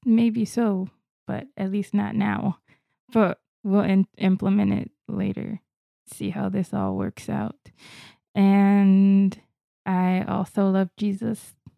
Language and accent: English; Florida, United States; I'm actually from Florida. I didn't fly here or move here from another state or another country.